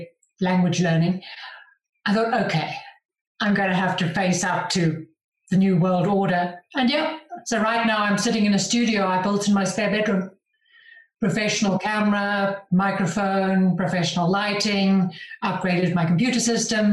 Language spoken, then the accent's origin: English; Johannesburg, Gauteng, South Africa; moved away as an adult; now in Andorra; I grew up in Johannesburg in South Africa, big city, huge grass plain, not a mountain in sight